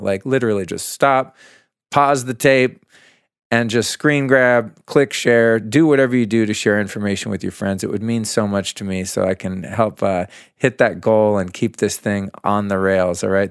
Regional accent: Aspen, Colorado, United States; my hometown, the town in which I was conceived many moons ago

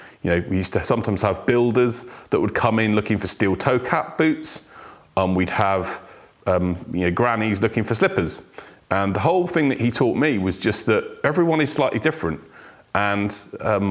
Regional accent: Weston-super-Mare, South West England, United Kingdom; also born or lived in South Wales; I was born in South Wales, but my parents moved to the sunny areas of Weston-super-Mare in the UK, if you know it. It's where I grew up.

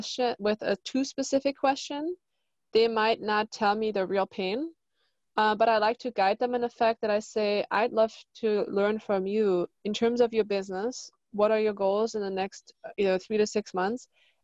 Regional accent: Germany; now in Laguna Beach, United States; From Germany.

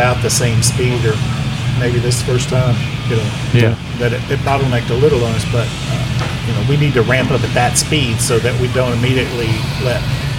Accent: Memphis, Tennessee, United States; moved away as an adult; now in Pensacola, United States; I was born and raised in Memphis.

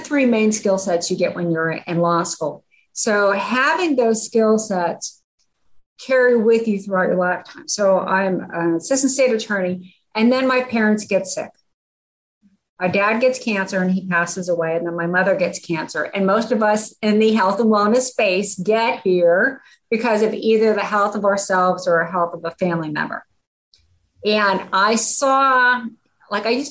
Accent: Pittsburgh, Pennsylvania, United States; moved away as an adult; also born or lived in Grand Canyon / Yosemite National Park; I grew up in Pittsburgh

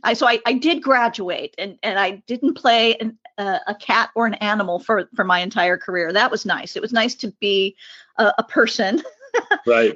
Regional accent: California, United States; also born or lived in Long Beach; an eighth generation native Californian

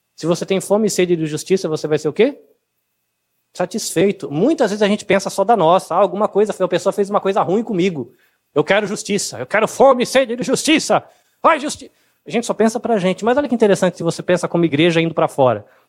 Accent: Brazil

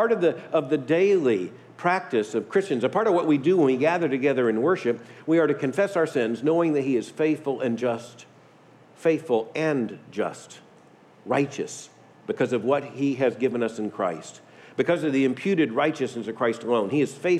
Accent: Deep South, United States; I grew up in the Deep South

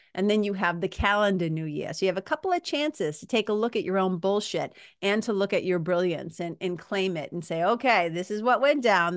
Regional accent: Lawrence, Massachusetts, United States; also born or lived in Boston, Massachusetts; I grew up in Lawrence, Mass-, Lawrence, Massachusetts. I also grew up in Boston, Mass

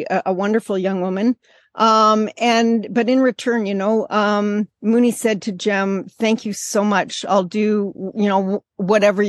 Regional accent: Canada; moved away as an adult; also born or lived in Bangladesh; as a Canadian

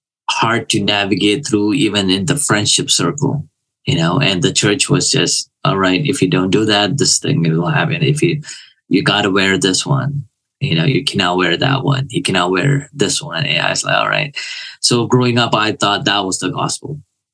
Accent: Kuwait; I was born in a Christian family. So all I knew was the church. I grew up there and it was just whatever.

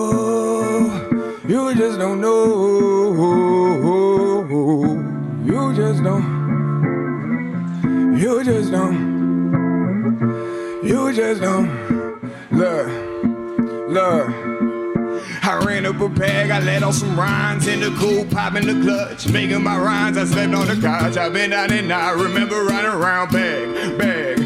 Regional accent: Port Arthur, Texas, United States; I'm from Port Arthur, Texas

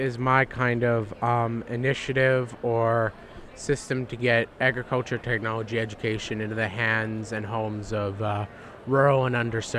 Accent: Steinbach, Manitoba, Canada; moved away; also born or lived in Alberta; I was born in Steinbach, Manitoba. And I moved out to Alberta about 2014 for my dad's work.

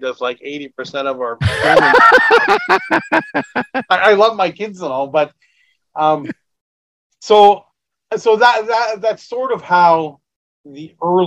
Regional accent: Ottawa, Ontario, Canada; growing up in Ottawa

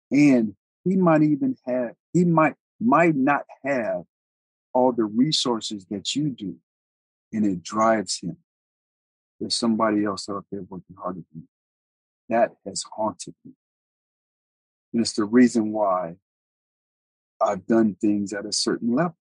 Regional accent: Colorado, United States; I'm, I'm from Colorado. I'm, I'm from all over. I'm an Army brat, but we call Colorado home.

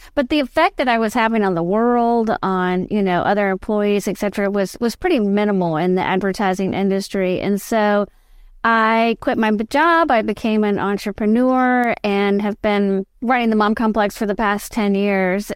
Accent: Richmond, Virginia, United States; I was born and raised in Richmond, Virginia.

